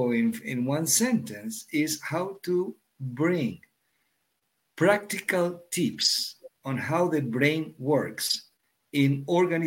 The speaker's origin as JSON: {"language": "English", "country": "Argentina", "tie": "born or raised there", "also_born_or_lived": "Europe", "moved": "as an adult", "said": "I'm born and raised in Argentina"}